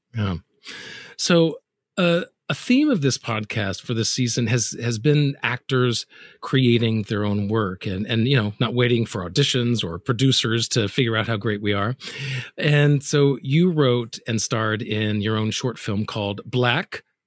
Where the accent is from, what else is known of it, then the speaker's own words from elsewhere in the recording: the South, United States; I'm from the South.